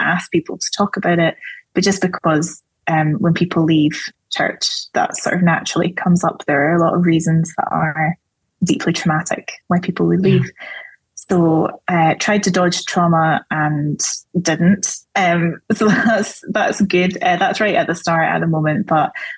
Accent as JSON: {"language": "English", "region": "Scotland", "country": "United Kingdom", "said": "I'm Scottish"}